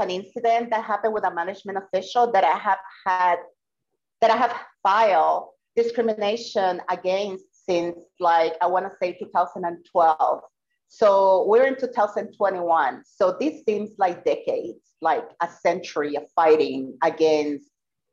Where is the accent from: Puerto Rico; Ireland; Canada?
Puerto Rico; I am from Puerto Rico